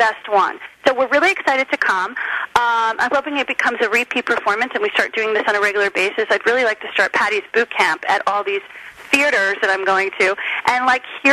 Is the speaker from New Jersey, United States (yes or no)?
yes; Short Hills, New Jersey, United States; also born or lived in Miami, Florida; now in California, United States; I grew up in Short Hills, New Jersey